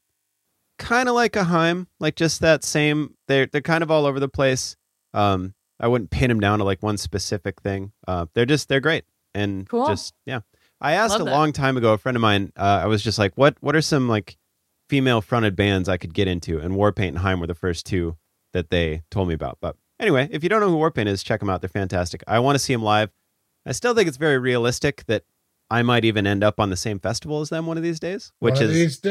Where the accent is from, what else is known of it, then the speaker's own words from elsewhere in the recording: Midwest, United States; I grew up in the Midwest.